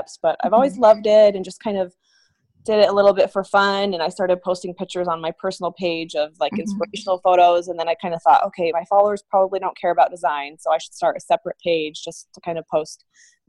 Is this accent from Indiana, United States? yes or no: no; Utah, United States; moved away as an adult; also born or lived in Houston, Texas; now in Orange County, California, United States; I'm actually from Utah